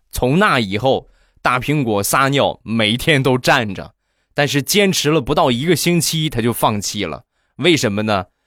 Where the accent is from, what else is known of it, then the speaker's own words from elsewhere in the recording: Rizhao, Shandong, China; 我家乡的特产，日照绿茶